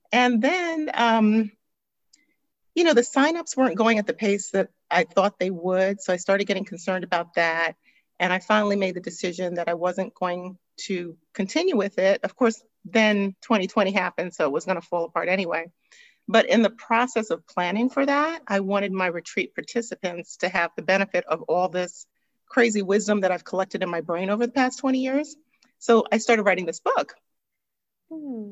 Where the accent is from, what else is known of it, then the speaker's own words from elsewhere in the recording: New York City, New York, United States; now in Atlanta, United States; I was born and raised in Brooklyn, New York.